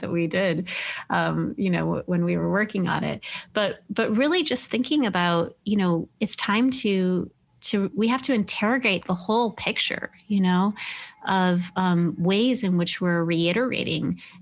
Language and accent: English; Midwest, United States; I was raised evangelical in the Midwest